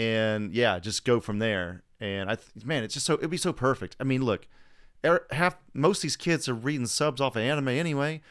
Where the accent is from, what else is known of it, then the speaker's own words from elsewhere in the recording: United States; moved away; also born or lived in Alabama / Georgia; I'm from Alabama and Georgia, and I hadn't moved to a big city yet